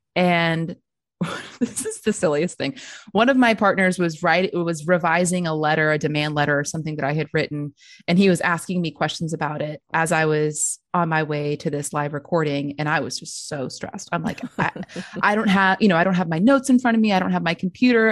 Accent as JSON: {"language": "English", "region": "Texas", "country": "United States", "tie": "born or raised there", "said": "I was born and raised in Texas"}